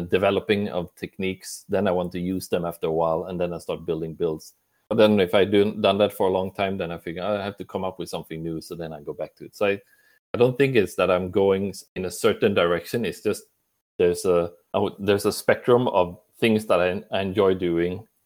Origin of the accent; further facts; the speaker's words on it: Sweden; I'm from Sweden